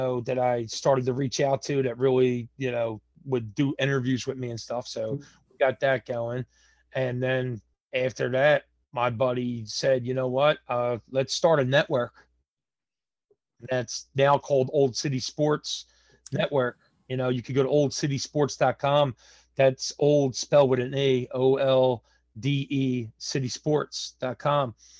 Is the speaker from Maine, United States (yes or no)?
no; Philadelphia, Pennsylvania, United States; I'm from Philadelphia, Pennsylvania, born and raised in South Philadelphia